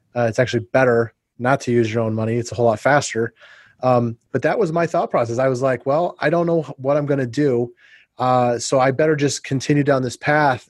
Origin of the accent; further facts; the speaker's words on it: Ohio and Indiana, Midwest, United States; moved away as an adult; also born or lived in St. Louis / Phoenix; I was raised in the Midwest. I went to college in you know in Ohio and grew up in Ohio and Indiana